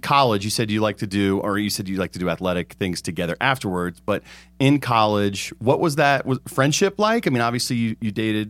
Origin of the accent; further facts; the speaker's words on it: Pinehurst, North Carolina, United States; I grew up in Pinehurst, so I went to Pinecrest High School. So the mean streets of the village of Pinehurst, that's my childhood.